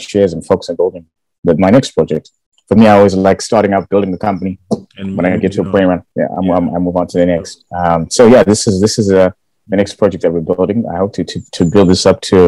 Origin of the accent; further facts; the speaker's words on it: Bulawayo, Zimbabwe; moved away as an adult; now in United Kingdom; I was born and raised in Bulawayo. Went to school there, primary Hillside.